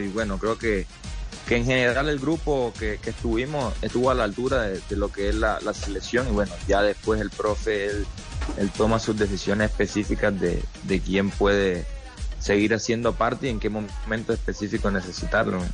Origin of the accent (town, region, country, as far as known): Colombia; moved away; also born or lived in Argentina